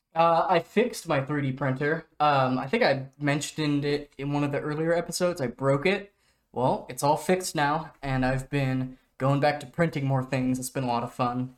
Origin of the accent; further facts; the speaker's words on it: Oregon, United States; moved away; I'm from Oregon. That is my home state.